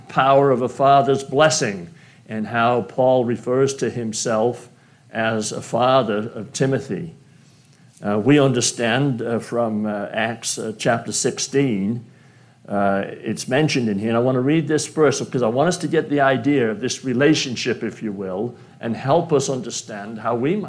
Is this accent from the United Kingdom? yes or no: yes; United Kingdom; now in United States; being British